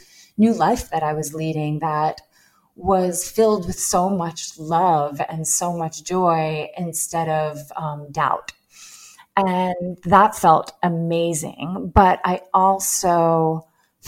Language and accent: English; Long Island, New York, United States; also born or lived in Manhattan; I grew up in Long Island, New York, only around 30 minutes from New York City